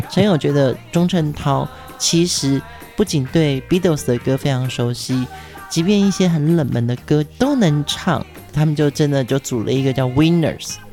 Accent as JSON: {"language": "Chinese", "region": "Pingtung County", "country": "Taiwan", "tie": "born or raised there", "said": "屏东是我的家乡"}